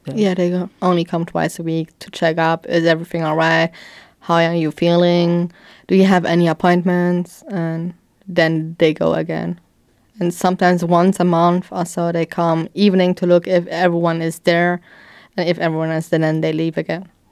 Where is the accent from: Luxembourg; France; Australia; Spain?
Luxembourg; Sandweiler; I grew up in a children's home in Sandweiler for twelve years.